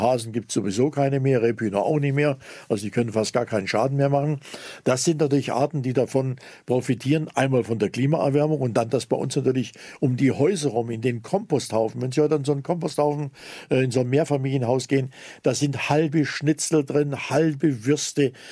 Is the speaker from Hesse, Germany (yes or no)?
no; Zittau, Saxony, Germany; now in Lake Constance, Germany; in meiner Heimatstadt Zittau